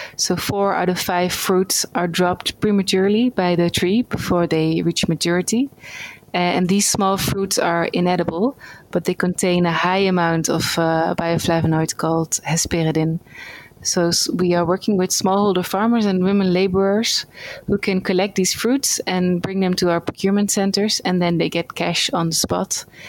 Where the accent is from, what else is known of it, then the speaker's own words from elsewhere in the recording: Netherlands; moved away as an adult; now in India; I'm from the Netherlands.